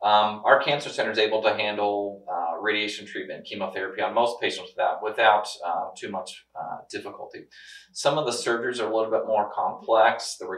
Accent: near Rolla, Missouri, United States; I mean, I grew up not too far from here, so I've got family close up. I got some roots in this area.

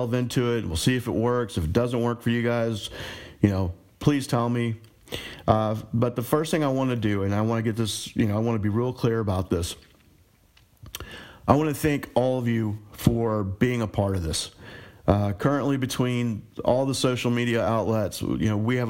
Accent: Richmond, Virginia, United States; I grew up here in Richmond.

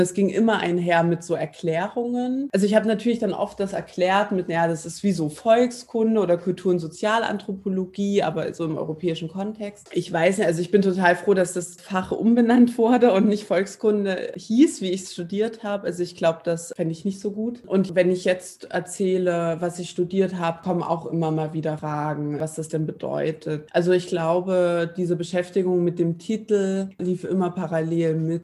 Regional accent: East Germany, Germany; moved away as an adult; also born or lived in Tübingen, Baden-Württemberg; als Ostdeutsche

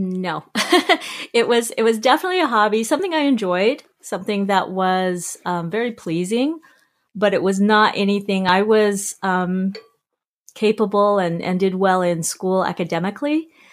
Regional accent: South Jordan, Utah, United States; moved away as an adult; also born or lived in Salt Lake City, Utah / New York; now in Victoria, Canada; I actually was born in Salt Lake, uh, raised mostly in South Jordan, Utah

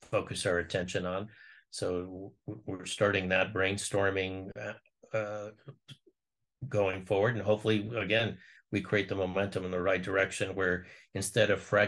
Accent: Ohio, United States; I'm from Ohio

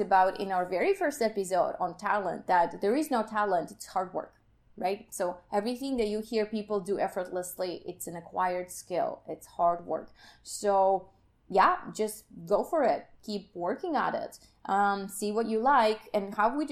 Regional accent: Kyiv, Ukraine; moved away; I'm from Ukraine, Kiev

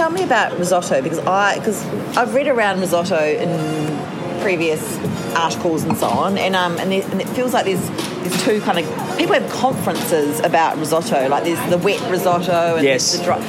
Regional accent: Christchurch, Canterbury, New Zealand; also born or lived in Abbotsford, Melbourne; now in Melbourne, Australia; Well, I'm actually from Christchurch

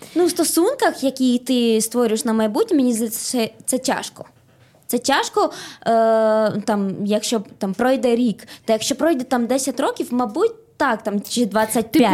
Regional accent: Bolivia; now in Ukraine; ну я родилась не в Україні, я в Болівії. Я із Болівії.

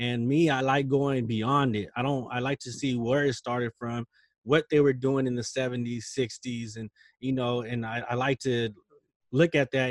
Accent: Stockton, California, United States; I'm from Stockton, you know, I'm from the hood.

